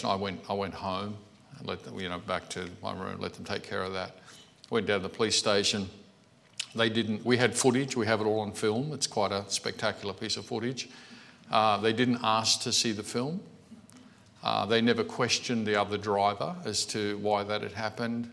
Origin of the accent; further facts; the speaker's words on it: Australia; I'm an Australian Christian. I was saved in this country